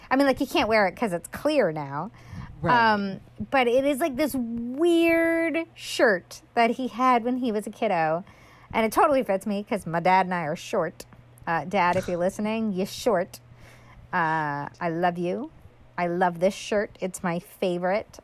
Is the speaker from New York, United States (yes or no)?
yes; New York, United States; moved away; I'm from New York a lot of my very close friends still live in New York